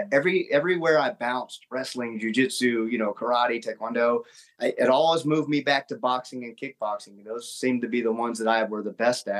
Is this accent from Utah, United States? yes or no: no; Augusta, Georgia, United States; I grew up in South Augusta here